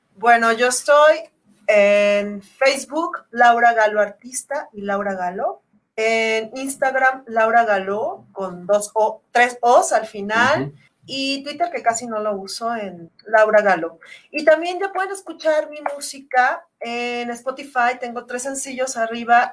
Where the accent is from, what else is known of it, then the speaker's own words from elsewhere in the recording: Mexico; Es mi, pues. mi país, es mi, mi, lengua